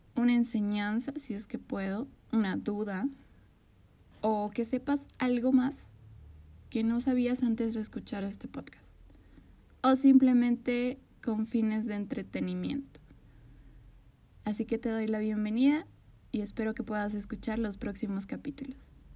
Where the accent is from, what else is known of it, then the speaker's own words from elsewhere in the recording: Bolivia; Soy de Bolivia.